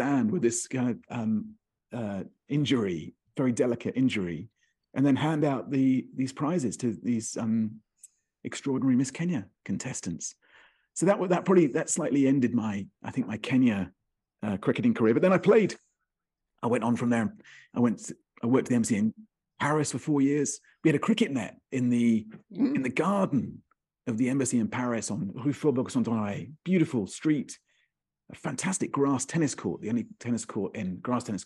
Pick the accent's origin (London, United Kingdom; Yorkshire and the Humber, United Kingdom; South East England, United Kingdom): South East England, United Kingdom; Kent; I grew up in Kent.